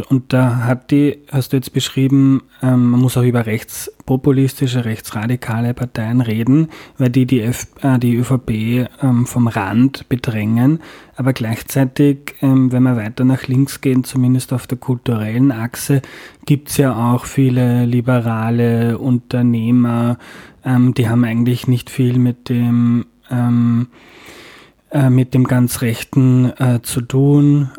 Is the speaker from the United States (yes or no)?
no; rural Lower Austria, Austria; da, wo ich aufgewachsen bin, am Land in Niederösterreich